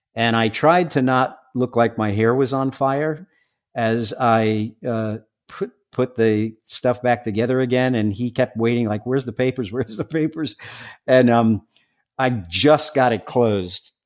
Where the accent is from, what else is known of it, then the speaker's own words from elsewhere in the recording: New York City, New York, United States; I'm from Staten Island.